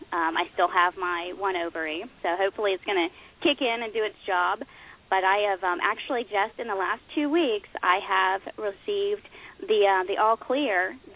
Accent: Oklahoma, United States; And I grew up in Oklahoma. We didn't know as much maybe about nutrition in my household just growing up.

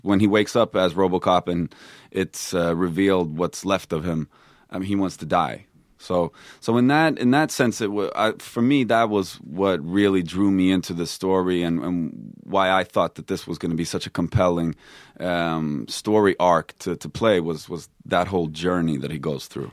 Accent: Stockholm, Stockholm County, Sweden; moved away as an adult; also born or lived in Texas; now in United States; I grew up in Stockholm

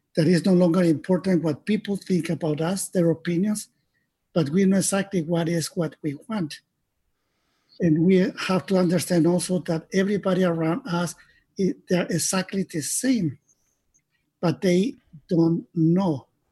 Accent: Mexico; I was born in Mexico

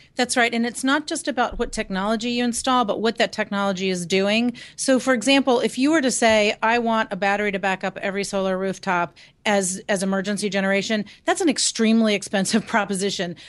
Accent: Lynchburg, Virginia, United States; Lynchburg is my hometown, so my folks live there

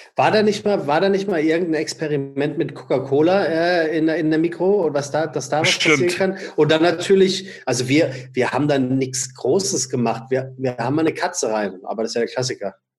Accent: Frankfurt, Hesse, Germany; now in Hamburg, Germany; ich als Frankfurter

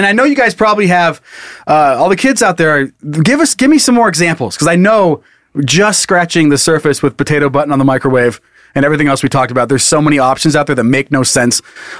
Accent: Midwest, United States; I'm from the Midwest, and we take float trips and camping trips very seriously.

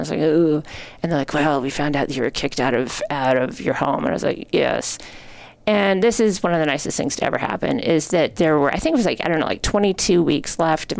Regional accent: Helena, Montana, United States; also born or lived in Basel, Switzerland; I came from Helena, Montana, which is this very small town.

